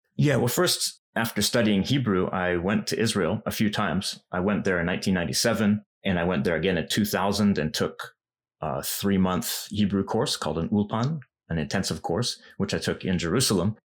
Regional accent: Vancouver, British Columbia, Canada; moved away as an adult; now in Japan; I knew a lot of Japanese people in my hometown in Vancouver

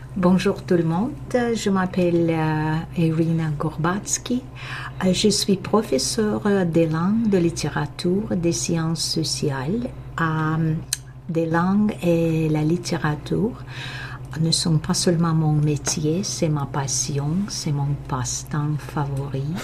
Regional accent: Moscow, Russia; first language Russian; French is a second language; moved away as an adult; now in Canada; j'ai grandi à Moscou en Russie

